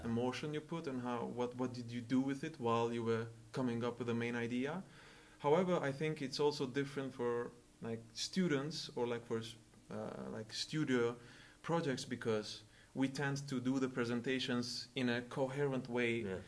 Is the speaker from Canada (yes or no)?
no; Kosovo; now in Lund, Sweden; I'm from Kosovo. I study here at Lund University